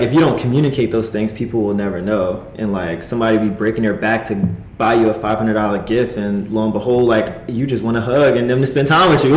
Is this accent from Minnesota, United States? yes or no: no; New Jersey, United States; now in Los Angeles, United States; I am from New Jersey, East Coast boy through and through